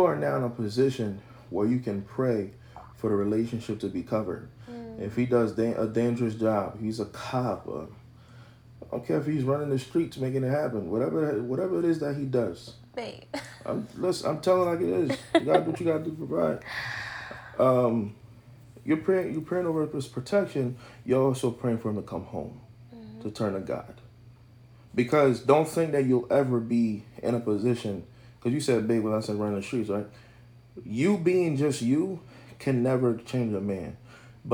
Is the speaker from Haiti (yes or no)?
yes; Haiti; I'm from Haiti.